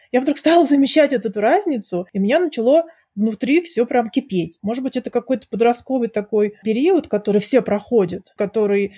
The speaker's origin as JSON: {"language": "Russian", "country": "Russia", "moved": "as an adult", "lives_now": "Switzerland", "said": "когда я вообще уехала из России жить в другие страны"}